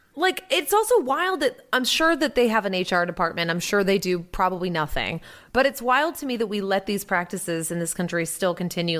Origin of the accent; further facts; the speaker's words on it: Salisbury, Massachusetts, United States; my hometown in front of my trashy, uh, Carousel in downtown Salisbury Beach